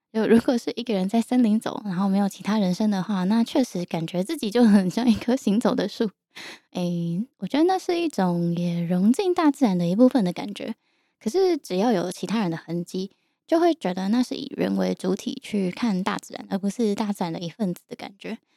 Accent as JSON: {"language": "Chinese", "town": "Yilan", "region": "Yilan County", "country": "Taiwan", "tie": "born or raised there", "said": "我从小到大是在宜兰长大的"}